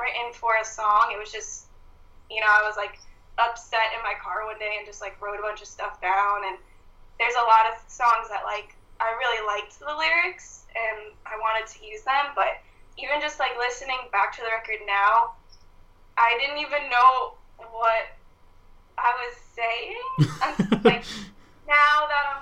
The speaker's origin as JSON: {"language": "English", "region": "Florida", "country": "United States", "said": "I'm from Florida"}